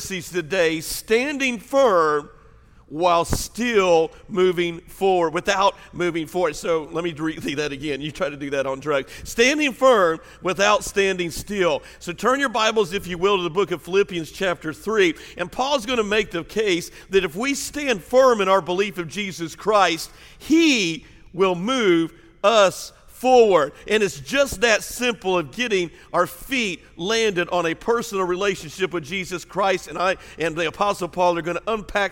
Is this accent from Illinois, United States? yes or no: yes; Southern Illinois, United States; now in Mississippi, United States; I grew up in Southern Illinois, my family, and we were very, very farm people